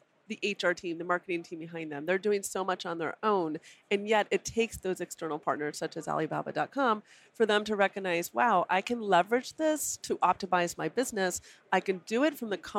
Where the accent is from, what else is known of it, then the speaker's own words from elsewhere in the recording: Colorado, United States; I'm from Colorado